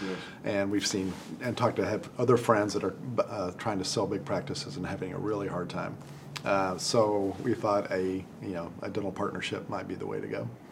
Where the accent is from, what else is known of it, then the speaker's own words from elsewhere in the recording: Amarillo, Texas, United States; also born or lived in Dallas, Texas; I grew up in Amarillo, Texas, and went to Texas A&M.